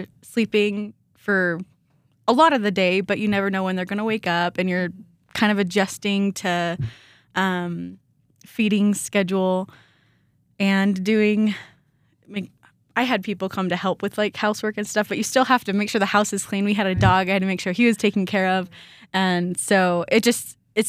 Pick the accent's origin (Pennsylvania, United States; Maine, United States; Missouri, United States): Missouri, United States; Sedalia; moved away as an adult; now in Rexburg, United States; I grew up in Missouri.